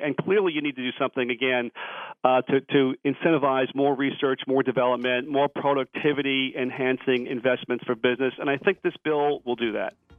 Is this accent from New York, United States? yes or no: yes; New York, United States; I'm from New York. I'm a New York taxpayer